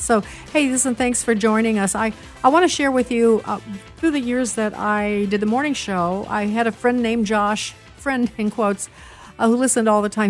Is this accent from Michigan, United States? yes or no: no; Chicago, Illinois, United States; I'm from Chicago